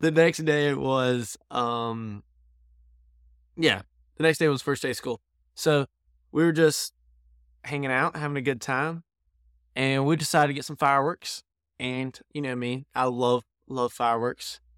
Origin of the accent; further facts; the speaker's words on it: North Carolina, United States; now in New York, United States; we're from North Carolina.